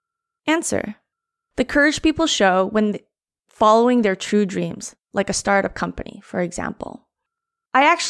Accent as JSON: {"language": "English", "country": "Canada", "lives_now": "Vancouver, Canada", "said": "being Filipino-Canadian"}